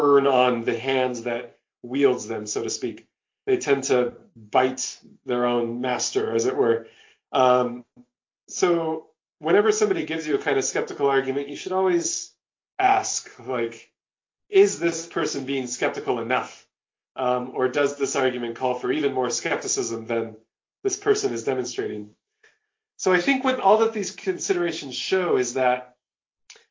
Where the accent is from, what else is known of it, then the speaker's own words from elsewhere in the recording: Long Beach, California, United States; I was born in Long Beach, California